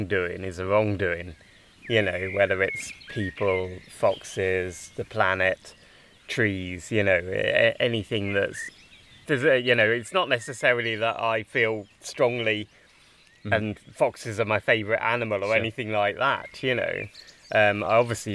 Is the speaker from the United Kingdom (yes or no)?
yes; Bedfordshire and Buckinghamshire, England, United Kingdom; moved away as an adult; also born or lived in Exeter; I grew up in Bedfordshire and then Buckinghamshire.